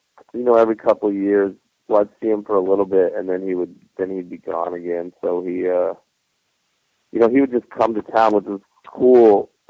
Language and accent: English; Cheyenne, Wyoming, United States; I grew up in Cheyenne, Wyoming. It's pretty small.